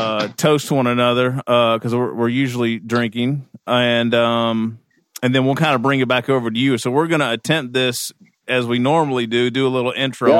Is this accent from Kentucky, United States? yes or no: yes; Kentucky, United States; moved away; I'm from Kentucky. Right, I'm from Kentucky originally